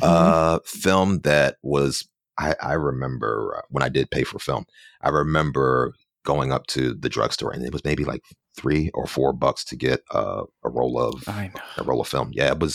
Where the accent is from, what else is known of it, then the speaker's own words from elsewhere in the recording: Philadelphia, Pennsylvania, United States; moved away as an adult; now in New York City, United States; I'm originally from Philadelphia, and I've been here in New York for about 15 or so years